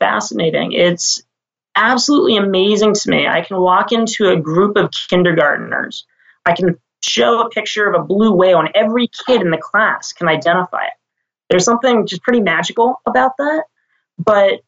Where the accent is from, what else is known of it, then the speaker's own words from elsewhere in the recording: Washington, District of Columbia, United States; moved away as an adult; also born or lived in Maine / California; now in Sausalito, United States; I'm actually from the East Coast originally. So I grew up in Washington, D.C.